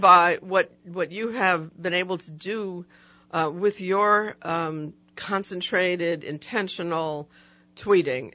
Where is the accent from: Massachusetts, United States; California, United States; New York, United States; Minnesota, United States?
New York, United States; New York City; moved away as an adult; also born or lived in Ithaca, New York / Manhattan; now in New Orleans, United States; I grew up in New York, in a city where it's intense architecture